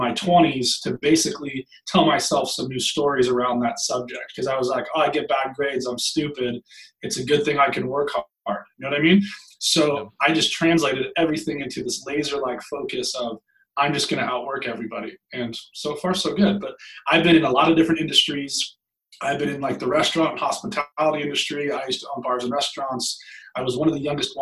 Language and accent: English; Long Beach, California, United States; I grew up in Long Beach, California, and was raised by a single mom